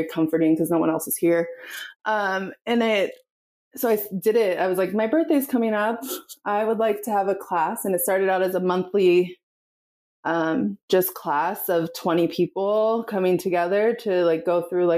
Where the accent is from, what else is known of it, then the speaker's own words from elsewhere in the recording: the Northwest, Pacific Northwest, United States; I'm from the Northwest.